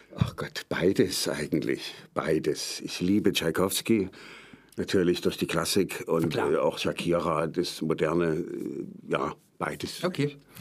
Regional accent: Meissen, Saxony, Germany; also born or lived in Dresden; Ich komme ursprünglich aus Meißen, dort bin ich geboren.

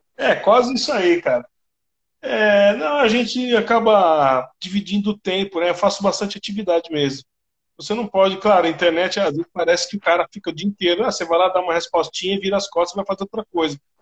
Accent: Brazil

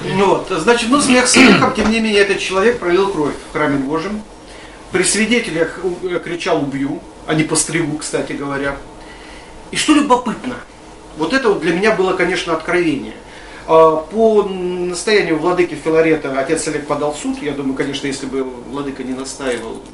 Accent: Krasny Kholm, Tver Oblast, Russia; я родом с Красного холма

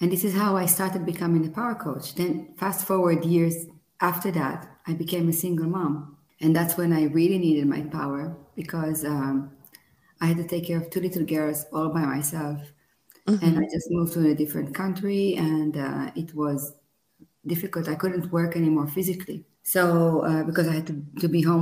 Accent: Israel; moved away as an adult; now in Italy; I was born in Israel 40 years ago

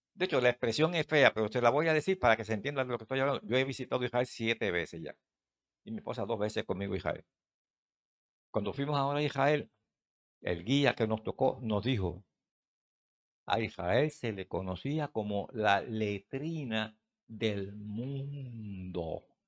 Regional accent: Puerto Rico; allá en el campo mío dicen, de donde yo vengo de Mata de Plátano

